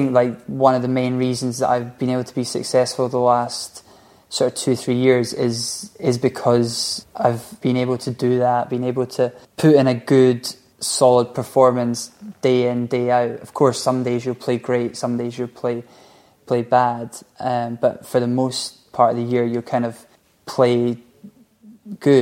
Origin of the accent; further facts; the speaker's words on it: Scotland, United Kingdom; we're from Scotland